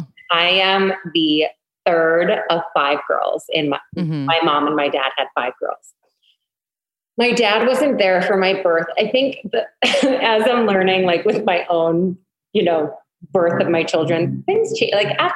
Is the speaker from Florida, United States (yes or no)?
no; Syracuse, New York, United States; also born or lived in Oneida, New York; I'm 38 and I am from Syracuse, New York.